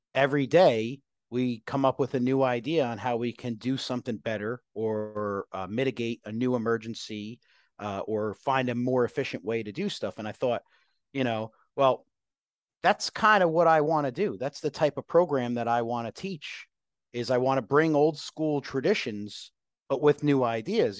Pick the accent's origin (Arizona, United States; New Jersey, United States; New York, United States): New Jersey, United States; Woodbridge; moved away; I grew up in New Jersey, uh, grew up in this, uh, this town called Island, which is a section of Woodbridge Township.